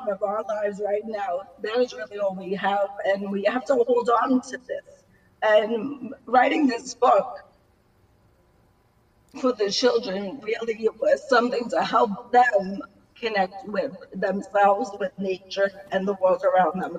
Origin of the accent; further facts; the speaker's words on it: New York City, New York, United States; now in New Jersey, United States; I'm from Staten Island, New York